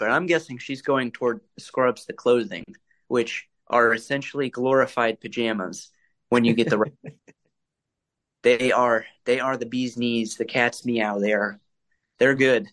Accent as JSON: {"language": "English", "town": "Fort Wayne", "region": "Indiana", "country": "United States", "tie": "born or raised there", "said": "I am from Indiana, born and raised Hoosier"}